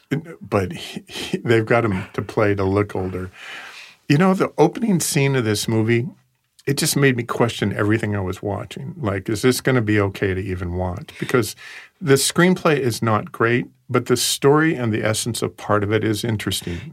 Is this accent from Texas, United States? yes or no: no; West Coast, Oregon, United States; I grew up on the West Coast